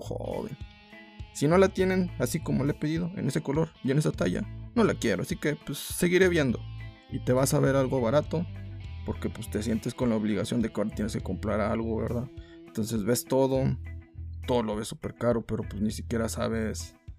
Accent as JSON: {"language": "Spanish", "country": "Mexico", "said": "somos mexicanos"}